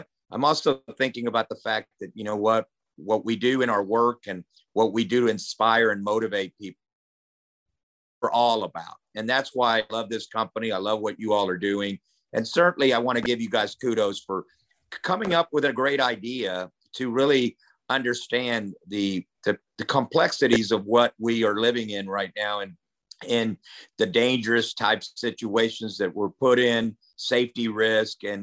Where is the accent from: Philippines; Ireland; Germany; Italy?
Germany; now in Lawton, United States; I was a transplant down in Lawton, Oklahoma, where I came from Germany.